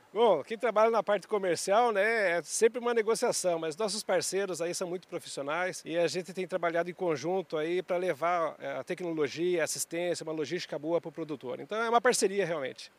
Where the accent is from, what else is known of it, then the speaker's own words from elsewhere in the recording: Piraí do Sul, Paraná, Brazil; moved away; also born or lived in Ponta Grossa; eu sou de Piraí do Sul, no Paraná, sou engenheiro agrônomo, formado em Ponta Grossa